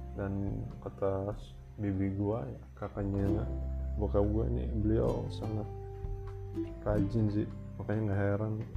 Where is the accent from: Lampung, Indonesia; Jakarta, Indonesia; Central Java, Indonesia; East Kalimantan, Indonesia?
Jakarta, Indonesia; moved away as an adult; also born or lived in Medan; now in Bekasi, Indonesia; gua anak Riok